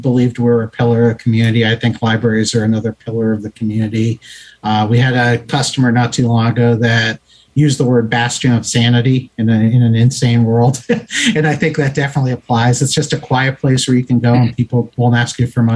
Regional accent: Youngstown, Ohio, United States; now in Naples, Florida, United States; I grew up in Youngstown, Ohio

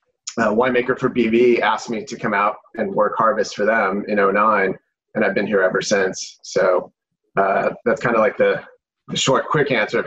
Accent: Arizona, United States; moved away as an adult; also born or lived in Washington, District of Columbia, United States; now in Napa Valley, United States; I'm originally from Arizona. Family's from Texas. I went to school in DC and lived out there for years.

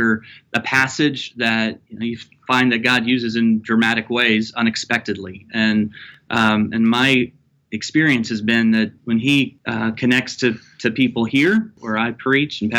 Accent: Missouri, United States; moved away as an adult; also born or lived in Los Angeles / Kentucky; now in Louisville, United States; I grew up in Missouri

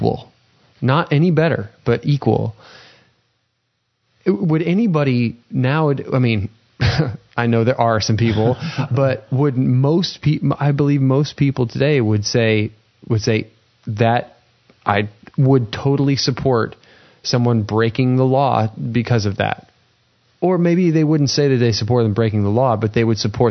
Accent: United States; as an American citizen

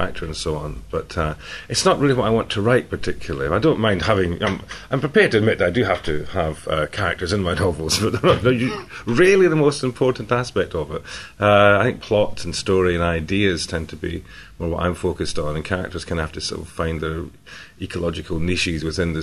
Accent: Scotland, United Kingdom; I'm Scottish

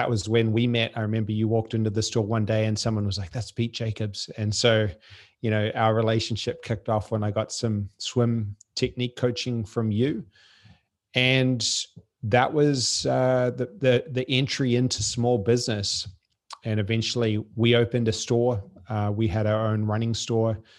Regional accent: French Polynesia; born there; I was born in Tahiti. They lived on a, a boat at the time.

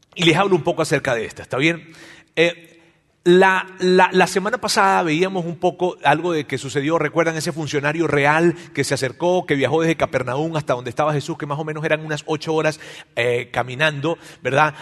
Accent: Mexico; en nuestro país, acá en México, ¿verdad? Este, nosotros nacimos y crecimos escuchando esto de Dios

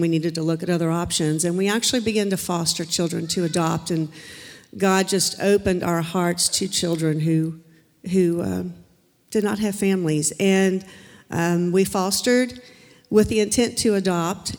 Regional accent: Charleston, United States; moved away; also born or lived in Florida; my family and I moved here two years ago from Florida. We're originally from Charleston.

